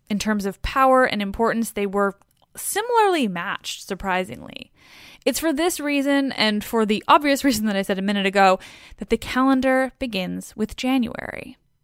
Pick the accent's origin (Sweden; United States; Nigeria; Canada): Canada; I'm Canadian, and also our Vancouver is like a million, jillion times bigger